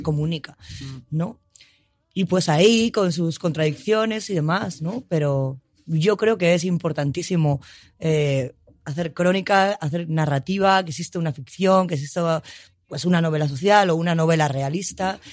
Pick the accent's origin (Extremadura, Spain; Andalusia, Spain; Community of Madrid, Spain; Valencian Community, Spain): Community of Madrid, Spain; Madrid; yo como madrileña, ¿vale? Y como madrileña que no tiene pueblo, ¿no? De familia de Madrid, sí